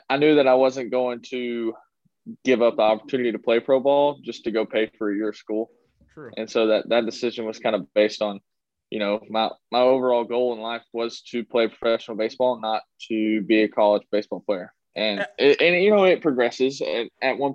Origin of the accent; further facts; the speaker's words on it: Texas, United States; it's my home state